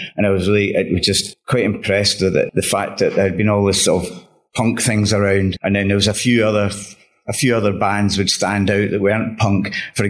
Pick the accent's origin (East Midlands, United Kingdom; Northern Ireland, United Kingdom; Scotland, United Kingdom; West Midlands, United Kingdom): Scotland, United Kingdom; Glasgow; now in London, United Kingdom; The one thing for me when I came to London from Glasgow was that, you know, I was really very much a sort of music fan.